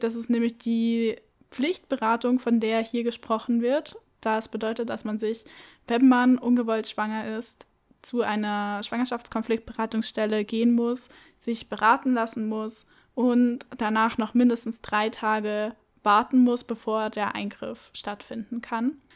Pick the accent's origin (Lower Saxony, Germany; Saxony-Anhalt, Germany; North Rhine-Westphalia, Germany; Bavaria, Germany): Bavaria, Germany; Munich; Ich komme aus München.